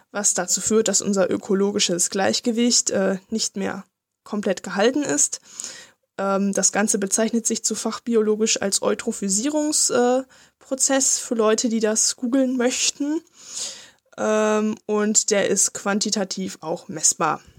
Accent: Lower Saxony, Germany; was mich als Niedersachse natürlich ganz besonders aufregt.

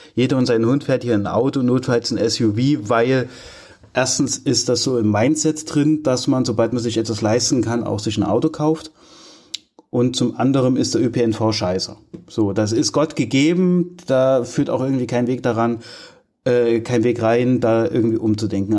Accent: Altenburg, Thuringia, Germany; Ich komme ja aus Altenburg mit meiner Familie

